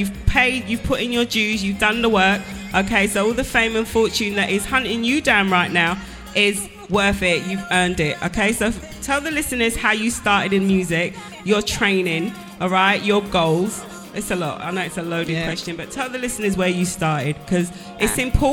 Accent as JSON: {"language": "English", "region": "England", "country": "United Kingdom", "said": "I'm English."}